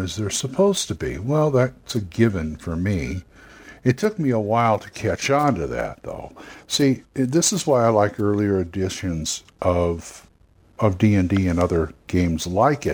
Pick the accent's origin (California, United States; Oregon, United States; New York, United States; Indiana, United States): California, United States; As a Californian